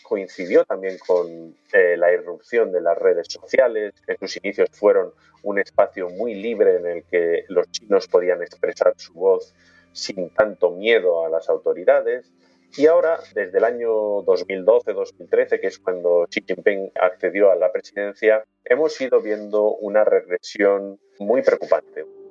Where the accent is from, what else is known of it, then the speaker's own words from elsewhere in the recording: Spain; moved away as an adult; also born or lived in Bilbao / Belfast / China; Como occidental, como español